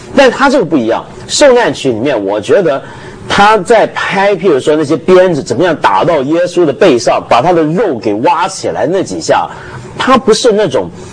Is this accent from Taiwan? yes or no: yes; Taiwan; moved away; 我在小时候在台湾长大